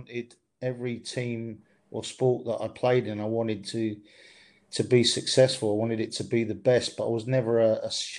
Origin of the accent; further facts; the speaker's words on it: Stevenage, East of England, United Kingdom; I was in quite a successful school team where I grew up in Stevenage